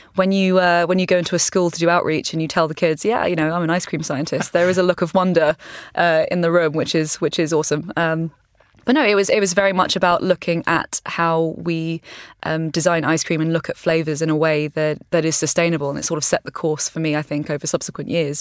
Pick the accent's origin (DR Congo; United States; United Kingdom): United Kingdom; East Sussex, South East England; I grew up on a farm i, in, in East Sussex